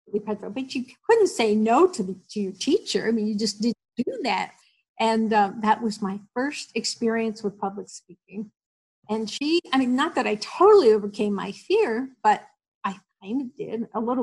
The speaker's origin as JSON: {"language": "English", "region": "New Jersey", "country": "United States", "tie": "born or raised there", "said": "I grew up in New Jersey, went to a Catholic grammar school"}